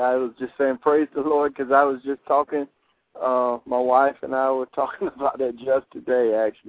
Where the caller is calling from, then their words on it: Florida, United States; I'm calling from Florida